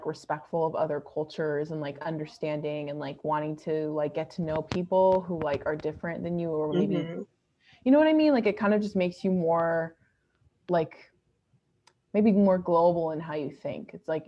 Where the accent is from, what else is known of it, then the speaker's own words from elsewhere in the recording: California, United States; growing up in California, like you mentioned before, like California and like New York are states where they have the largest Asian populations in the country.